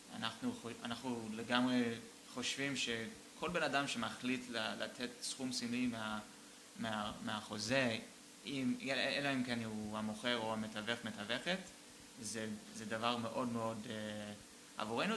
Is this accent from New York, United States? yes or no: no; Boston, Massachusetts, United States; now in Israel; גדלתי איתו ב, בפרווה, בוסטון